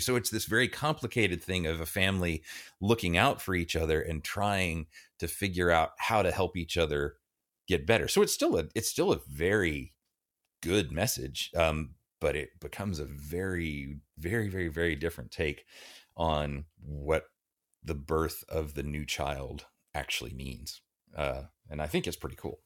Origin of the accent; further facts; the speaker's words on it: Dallas, Texas, United States; I grew up in Dallas